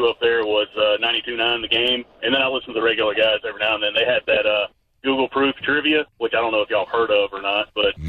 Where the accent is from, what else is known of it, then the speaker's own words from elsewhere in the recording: Atlanta, Georgia, United States; moved away; I'm from Atlanta.